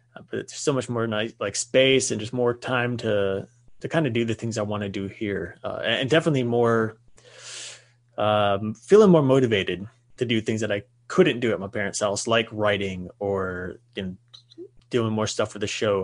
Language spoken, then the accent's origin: English; United States; we are American and living in America